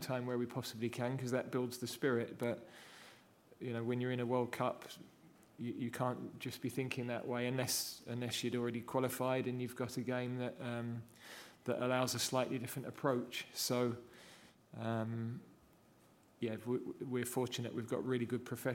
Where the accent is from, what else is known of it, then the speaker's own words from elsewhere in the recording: England, United Kingdom; also born or lived in Yorkshire; being an Englishman